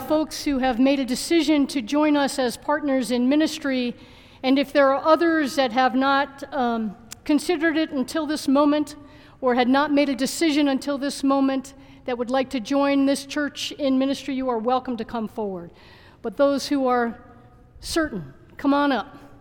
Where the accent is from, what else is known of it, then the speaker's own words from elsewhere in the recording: Baton Rouge, Louisiana, United States; also born or lived in Boulder, Colorado; now in Longmont, United States; I was born in Baton Rouge, Louisiana, but have lived most of my adult life in Boulder